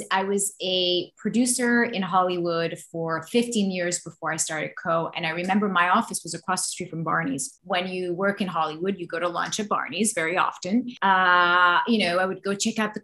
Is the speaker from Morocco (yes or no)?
yes; Morocco; also born or lived in Paris, France; now in California, United States; I moved to California from Paris in 1999. I'm originally from Morocco.